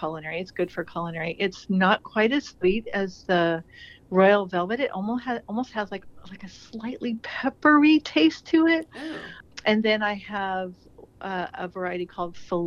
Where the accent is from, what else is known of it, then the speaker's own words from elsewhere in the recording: California desert, United States; moved away as an adult; also born or lived in San Diego; now in Willamette Valley, Oregon, United States; I grew up in the California desert